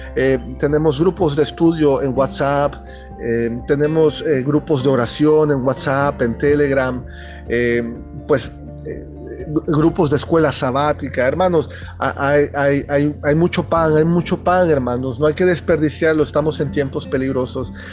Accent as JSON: {"language": "Spanish", "region": "Chiapas", "country": "Mexico", "said": "yo soy mexicano"}